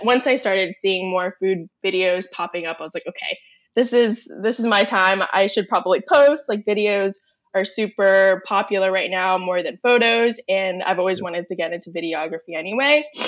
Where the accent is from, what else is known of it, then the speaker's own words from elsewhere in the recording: Northern Virginia, United States; I'm born and raised in Northern Virginia.